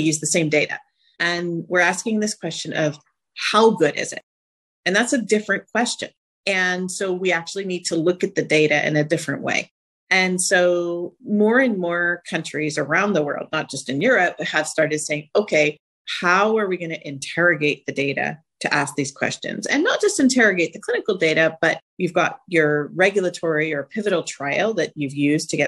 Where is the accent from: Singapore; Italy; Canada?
Canada; also born or lived in United States; now in Zurich, Switzerland; I'm actually Canadian